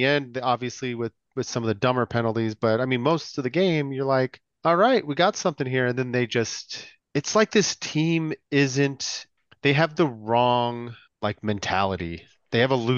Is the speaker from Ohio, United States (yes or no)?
no; California, United States; I'm from California